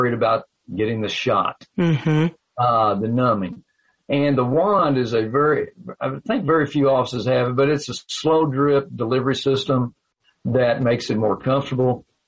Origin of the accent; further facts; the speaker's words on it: Owensboro, Kentucky, United States; now in Livermore, United States; I was from Owensboro.